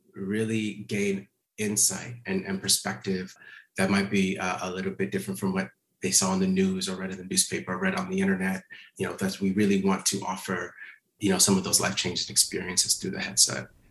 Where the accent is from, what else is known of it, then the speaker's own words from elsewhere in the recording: Minneapolis, Minnesota, United States; now in Los Angeles, United States; Minneapolis, which is my hometown as well. I, I live in Los Angeles, but I grew up just a few blocks.